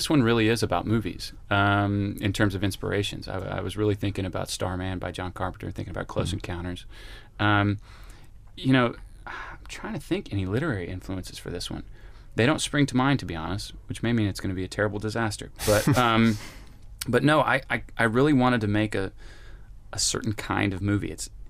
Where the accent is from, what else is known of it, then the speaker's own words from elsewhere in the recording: Little Rock, Arkansas, United States; I just grew up in the suburbs of Little Rock, and I went to the multiplexes, and I grew up on Spielberg.